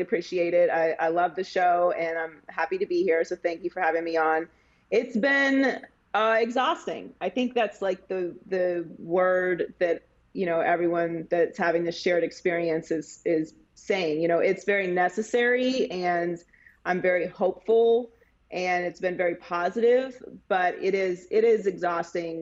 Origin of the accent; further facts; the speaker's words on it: Pittsburgh, Pennsylvania, United States; I too am a bar hopper because I'm from Pittsburgh, Pennsylvania